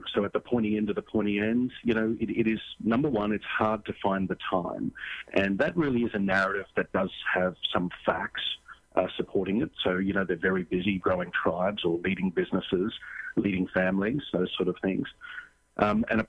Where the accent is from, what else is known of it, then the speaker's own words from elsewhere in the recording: Australia; moved away; also born or lived in San Diego; I grew up in Australia. I'm actually in San Diego right now